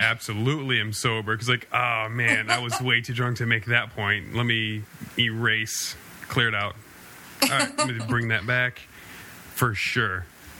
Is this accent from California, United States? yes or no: no; Wisconsin, United States; I'm from Wisconsin.